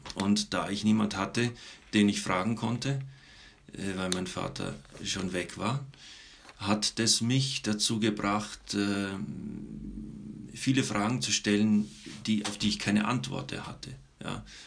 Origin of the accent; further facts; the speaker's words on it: Munich, Bavaria, Germany; Ich komme aus München. Ich bin da aufgewachsen.